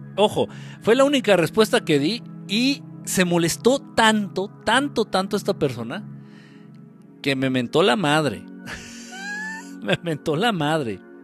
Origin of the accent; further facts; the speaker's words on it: Guerrero, Mexico; Afortunadamente yo no soy chilango, yo soy de guerrero.